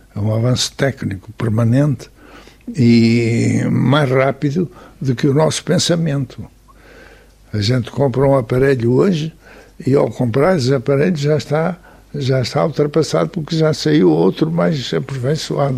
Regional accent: Porto, Norte, Portugal; sou nascido do Porto, vivo no Porto

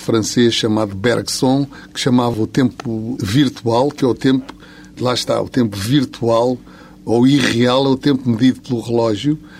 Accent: Lisbon, Portugal; sendo de Lisboa, sou de Campo de Orique

